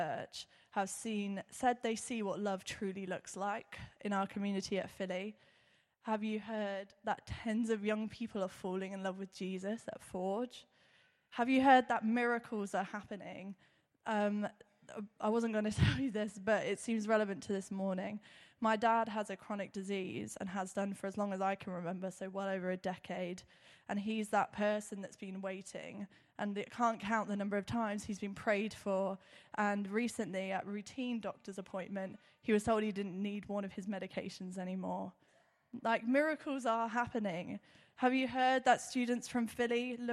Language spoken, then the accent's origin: English; United Kingdom; as British people